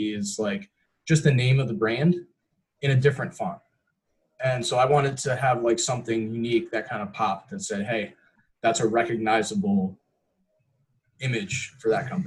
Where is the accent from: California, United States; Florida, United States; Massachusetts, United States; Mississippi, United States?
Florida, United States; Tampa; I'm born and raised in Tampa